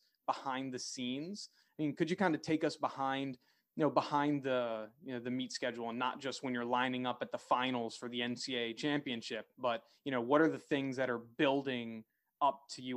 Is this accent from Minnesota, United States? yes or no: no; Philadelphia, Pennsylvania, United States; I'm from the Philadelphia area